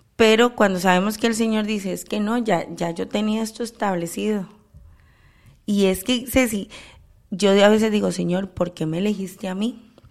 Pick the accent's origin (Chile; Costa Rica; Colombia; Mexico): Costa Rica; de haber nacido en mi país y que Dios continúe teniendo misericordia a Costa Rica